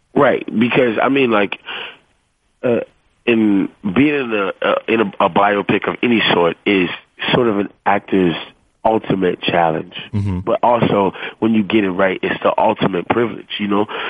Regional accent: the South, United States; I'm, I'm from the South

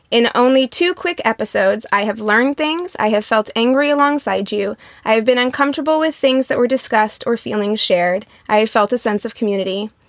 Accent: Midwest, United States; now in Los Angeles, United States; I grew up in the Midwest, but I went to a very large public high school and was always around diversity. So much so that when I moved to LA in the Valley

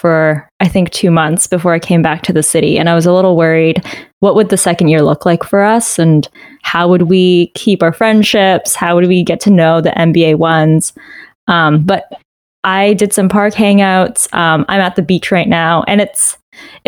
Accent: Canada; moved away as an adult; also born or lived in Waterloo, Ontario; now in United States; I'm originally from Canada

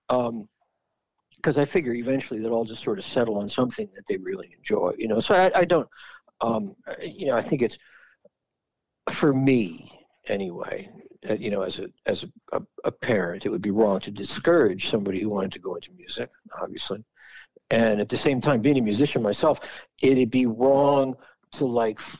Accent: Philadelphia, Pennsylvania, United States; also born or lived in Bethlehem, Pennsylvania; growing up was Philly.

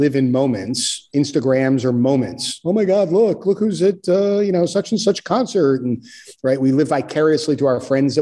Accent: New York, United States; I'm a New Yorker

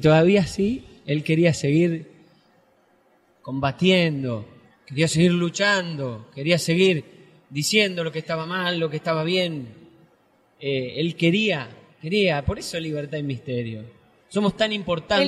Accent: Santa Fe, Argentina

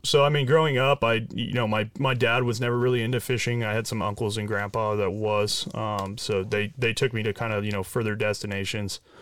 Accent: Orange County, California, United States; I grew up down south in Orange County

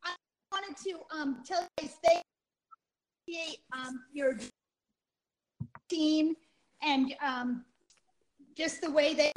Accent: Rhode Island, United States; now in Virginia, United States; a teacher in Virginia, I'm from Rhode Island

